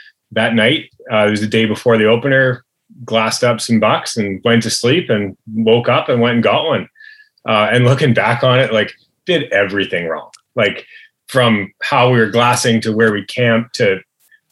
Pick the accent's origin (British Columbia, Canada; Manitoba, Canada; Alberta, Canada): British Columbia, Canada; Chilliwack; pretty much always in the valley. Yeah, pretty much growing up in Chilliwack my whole life.